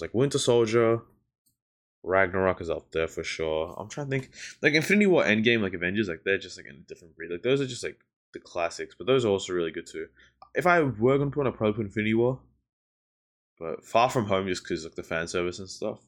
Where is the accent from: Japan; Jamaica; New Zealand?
New Zealand; now in Melbourne, Australia; I grew up in New Zealand for a mad long time